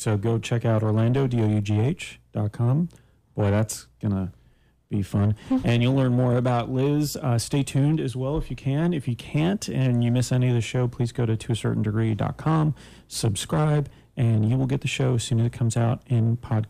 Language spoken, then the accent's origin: English; Canada; Just so you know, I'm from Canada.